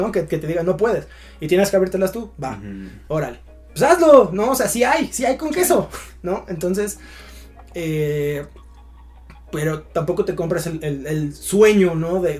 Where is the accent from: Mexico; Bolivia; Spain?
Mexico; tú como persona que sí naciste en México, que en México existen estas y estas condiciones, puedes ser un artista.